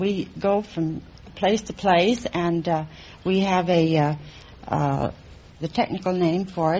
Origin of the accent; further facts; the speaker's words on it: Salt Lake City, Utah, United States; now in Los Angeles, United States; Originally from Salt Lake City, Utah.